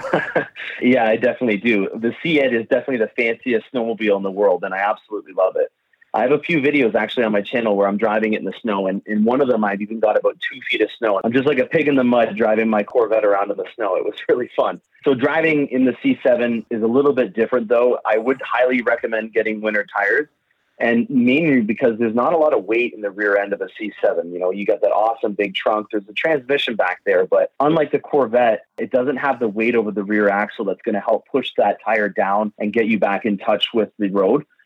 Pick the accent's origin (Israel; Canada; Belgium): Canada; London, Ontario; I'm born and raised in London, Ontario, and that's exactly between Detroit and Toronto.